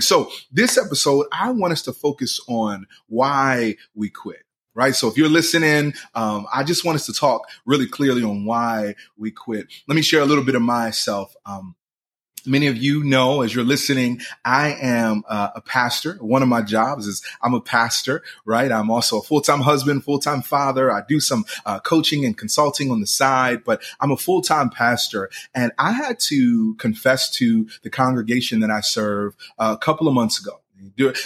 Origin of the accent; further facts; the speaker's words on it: Philadelphia, Pennsylvania, United States; I'm from Philly